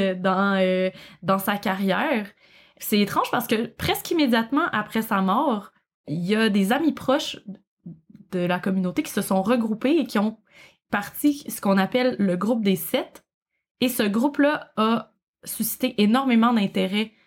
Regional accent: Quebec, Canada; accent: Québécois; j'imagine que vous reconnaissez mon accent. je ne, viens du Québec. Je, je, vis au Québec

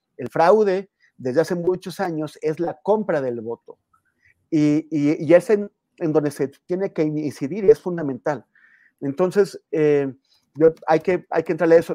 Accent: Mexico; como mexicano

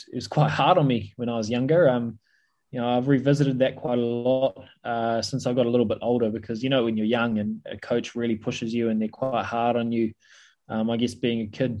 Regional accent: New Zealand; also born or lived in Punjab, India; I was born in Punjab, in India. We moved over to New Zealand when I was about 4 or 5 years old.

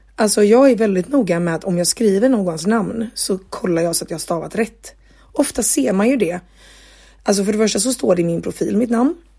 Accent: Gothenburg, Västra Götaland, Sweden; now in Jönköping, Sweden; hemma i Göteborg, eh, eller hemma hos mina föräldrar

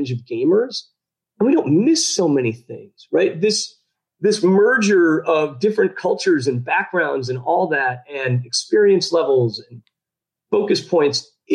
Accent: Chicago, Illinois, United States; moved away as an adult; now in Belarus; I grew up in the Midwest, right? Actually in Chicago.

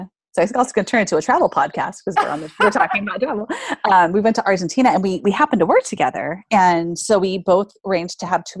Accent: Australia; And I'm from Australia, but I'm traveling to South America for 6 months.

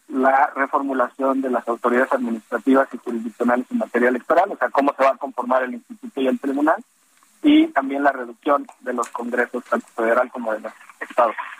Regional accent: Guadalajara, Jalisco, Mexico; yo soy de Guadalajara, represento al Estado de, de Jalisco.

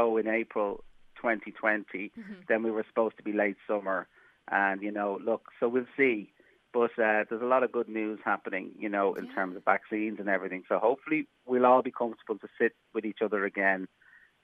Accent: Ireland; me as an Irish language speaker

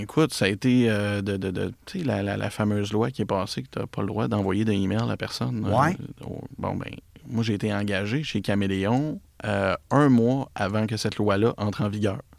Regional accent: Repentigny, Quebec, Canada; now in L'Épiphanie, Canada; je suis un gars de Repentigny

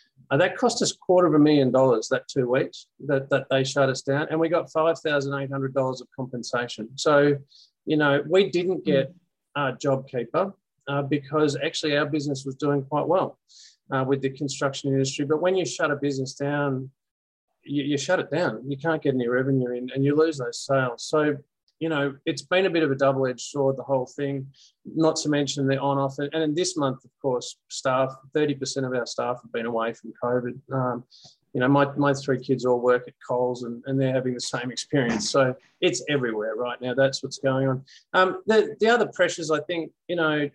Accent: Beaumaris, Victoria, Australia; now in Melbourne, Australia; I have moved into the city, but I grew up in Beaumaris.

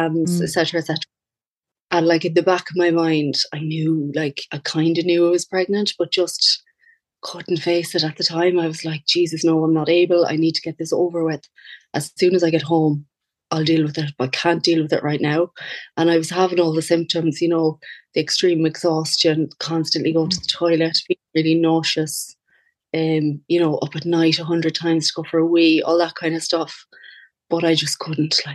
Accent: Castlebar, Connacht, Ireland; I'm from Castlebar, County Mayo

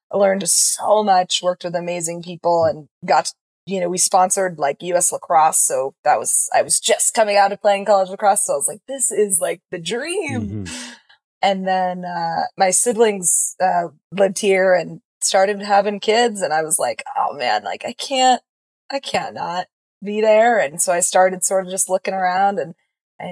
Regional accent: Hinesburg, Vermont, United States; also born or lived in Boston; I grew up literally here in Hinesburg, Vermont

